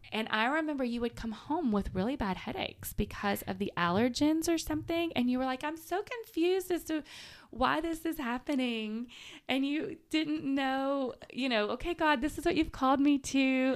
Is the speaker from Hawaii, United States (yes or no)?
no; Manchester, Tennessee, United States; moved away as an adult; also born or lived in Chattanooga; now in Murfreesboro, United States; I'm from Manchester, so Murfreesboro and Nashville are not that far away